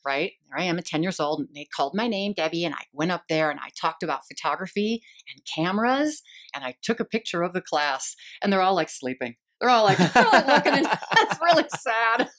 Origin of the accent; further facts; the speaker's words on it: Eden Prairie, Minnesota, United States; moved away as an adult; also born or lived in Boston / Scottsdale; now in Phoenix, United States; growing up in Eden Prairie, um, I'm the youngest of six kids